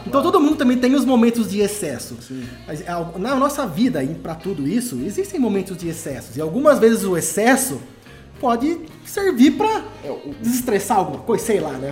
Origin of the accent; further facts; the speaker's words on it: Araraquara, São Paulo, Brazil; now in Poços de Caldas, Brazil; eu sou natural de Araraquara